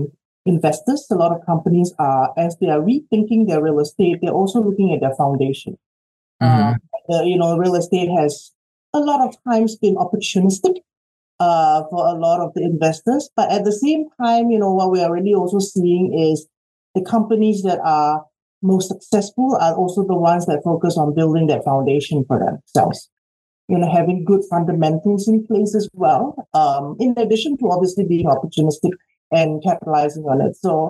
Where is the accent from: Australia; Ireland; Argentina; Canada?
Australia; moved away as an adult; also born or lived in Singapore; now in United States; No, I'm actually, hometown is actually Singapore. {S1} Okay. {S2} And I grew up in Australia, and I did my undergrad in Australia, and came here 25 years ago for work